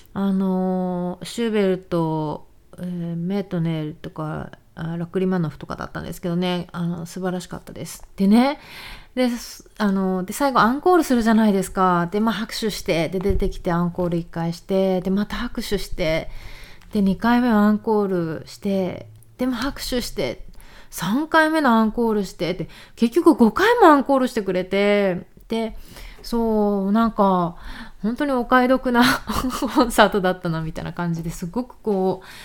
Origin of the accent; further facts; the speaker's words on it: Japan; moved away as an adult; 日本日本で生まれ育った、えー、日本女子の私たち